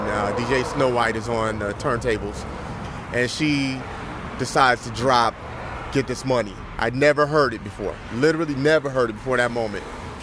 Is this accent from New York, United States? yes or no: no; Southfield, Michigan, United States; I'm from Southfield, Michigan, part of Detroit.